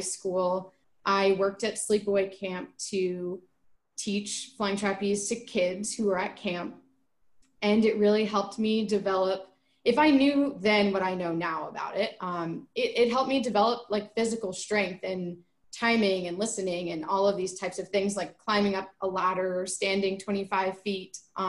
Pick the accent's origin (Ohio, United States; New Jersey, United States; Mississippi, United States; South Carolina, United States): New Jersey, United States; moved away as an adult; also born or lived in New York; now in Bakersfield, United States; I am originally from New Jersey, went to school in New York. All my family is back in Jersey. And moved out here for my job at Cal State